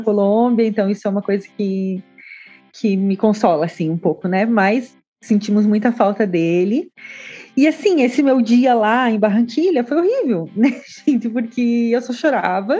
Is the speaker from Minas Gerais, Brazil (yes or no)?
no; Santa Catarina, Brazil; eu sou do estado da Chapecoense